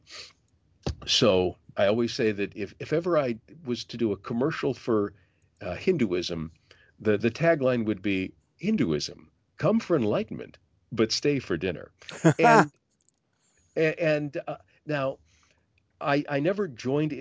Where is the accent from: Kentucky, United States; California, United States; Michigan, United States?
Michigan, United States; Detroit; also born or lived in Grand Rapids; growing up in Detroit, as I did before I moved to Grand Rapids